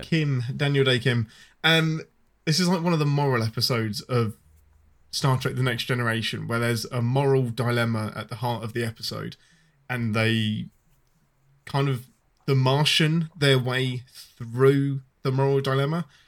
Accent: England, United Kingdom; I'm your Englishman

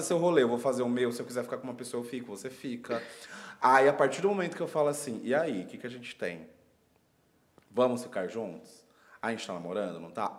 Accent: São Paulo, Brazil; Eu sou de São Paulo, já fui pro Rio sem dinheiro

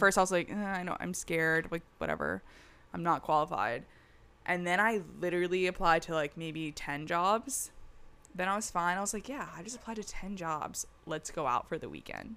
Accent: the South, United States; moved away; I'm from the South

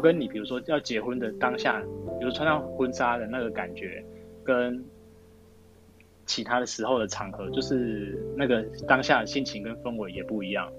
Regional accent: Manzhou, Pingtung County, Taiwan; moved away; 因为我老家在满洲，其实我会想要办在满洲

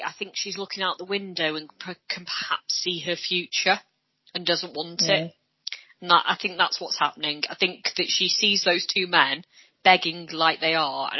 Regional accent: Hull, Yorkshire and the Humber, United Kingdom; Not that I'm Welsh, I'm from Hull.

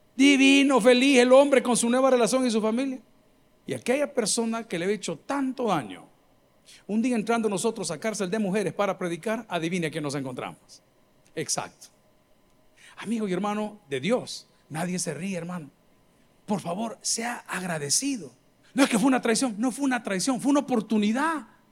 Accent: El Salvador; como los salvadoreños

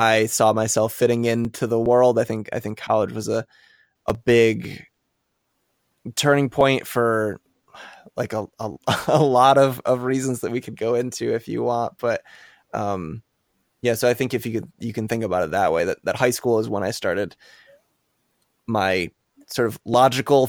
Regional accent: Midwest, United States; I grew up in the Midwest, so I called it pop as well.

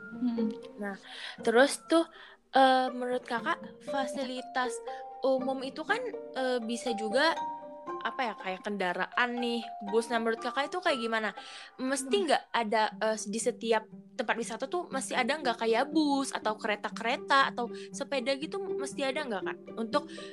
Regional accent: Medan, North Sumatra, Indonesia; aku juga sebagai orang Medan

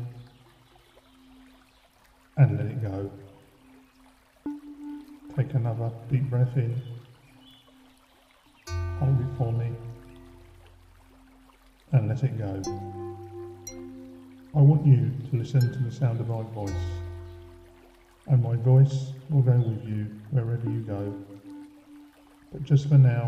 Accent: Faversham, South East England, United Kingdom; also born or lived in London; I now work for my hometown of Faversham, Kent

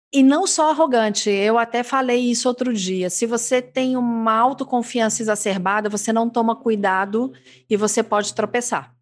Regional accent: Minas Gerais, Brazil; accent: mineirismo; eu falo no meu mineirismo

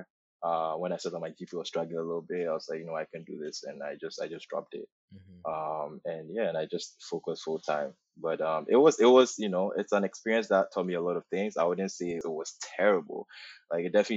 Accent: Ghana; moved away as an adult; also born or lived in Los Angeles area, United States; now in Toronto, Canada; So Ghanaian, born and raised in Ghana, lived there for 18 years.

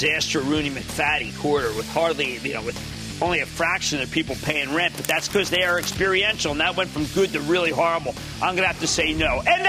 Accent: New Jersey, United States; I need to go to Tom in my home state of New Jersey.

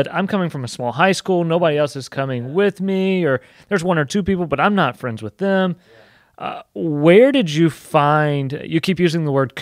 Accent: Alabama, United States; moved away; also born or lived in Georgia; I'm not from Texas. I'm from Alabama. I've lived in Georgia.

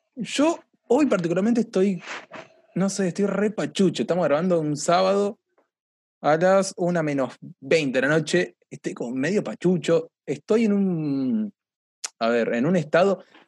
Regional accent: La Plata, Buenos Aires Province, Argentina; buen fundamentalista platense

